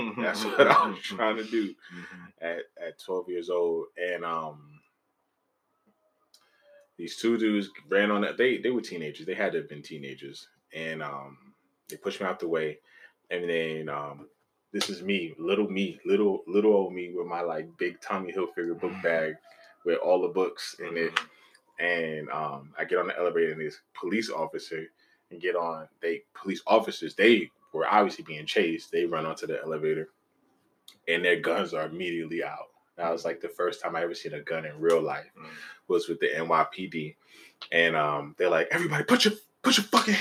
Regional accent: New York City, New York, United States; I'm from East Harlem.

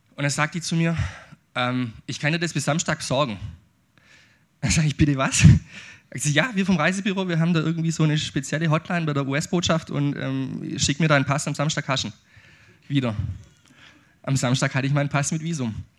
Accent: Aidlingen, Baden-Württemberg, Germany; ich bin schwäbischer Ureinwohner. Ich komme aus Eidlingen

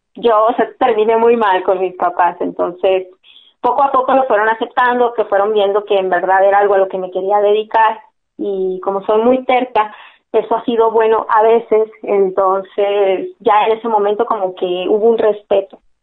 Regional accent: Hermosillo, Sonora, Mexico; also born or lived in La Paz, Baja California Sur; yo soy nacida en La Paz, California Sur, por casi casi que por accidente, que andaban mis papás trabajando por allá y nací allá y luego se regresaron a Hermosillo, entonces realmente soy hermosillense

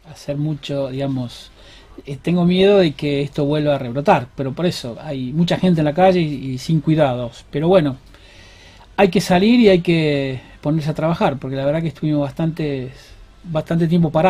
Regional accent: Rosario, Santa Fe, Argentina; me recibí en la UNR.

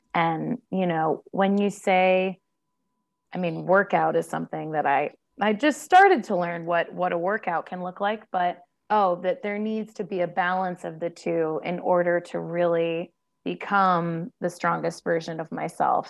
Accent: Ohio, United States; moved away as an adult; I grew up in Ohio, one place

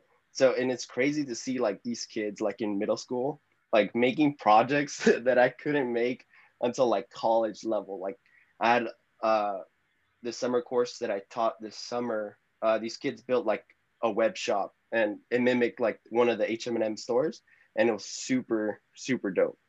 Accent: Salinas Valley, California, United States; growing up in Salinas Valley, yeah, it is quite unique. Even though when I was growing up, it didn't seem like that. Everyone came from the same background. I didn't really leave Salinas Valley till like high school, as I really explored outside. Growing up here in the Salinas Valley

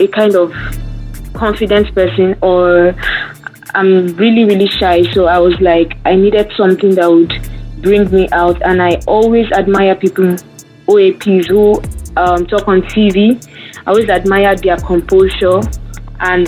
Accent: Nigeria; from Nigeria

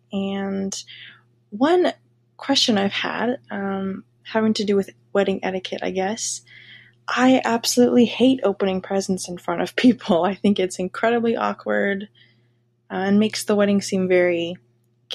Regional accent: Oregon, United States; I'm from Oregon in the States

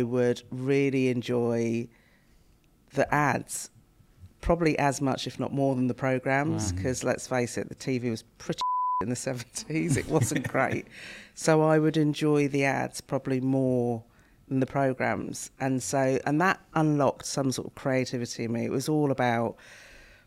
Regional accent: Reading, South East England, United Kingdom; when I was growing up in Reading, Reading was known as mini Barbados

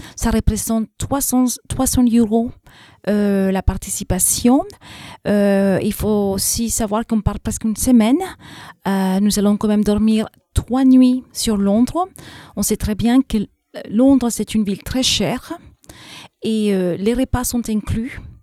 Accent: Texas, United States; accent: English and South American; French is a second language; now in France; je suis américaine d'origine mexicaine. Euh, je suis née dans l'État du Texas

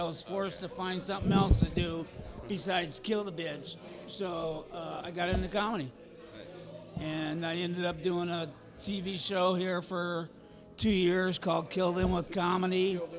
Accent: Detroit, Michigan, United States; moved away as an adult; I grew up in Detroit.

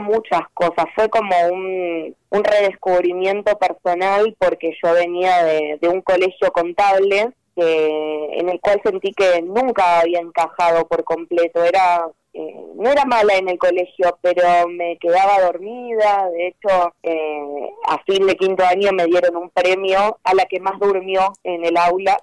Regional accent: Buenos Aires, Argentina; yo soy de Lugano

